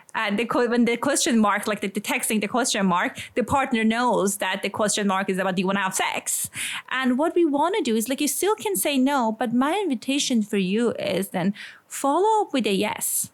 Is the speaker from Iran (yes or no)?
yes; Iran; accent: Iranian; English is a second language; moved away; I grew up in a kind of, a, as people can guess from my accent, I'm Iranian in a conservative community